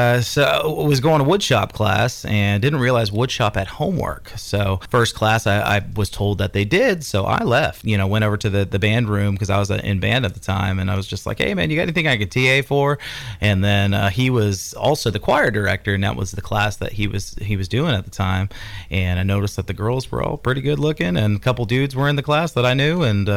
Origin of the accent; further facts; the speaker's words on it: California, United States; Yeah, I moved out here from Northern California a few years ago.